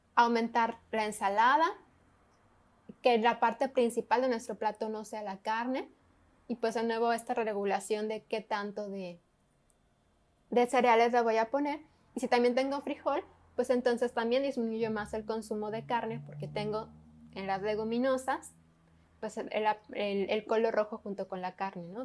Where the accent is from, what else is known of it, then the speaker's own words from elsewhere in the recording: Mexico; nuestra cultura como mexicanos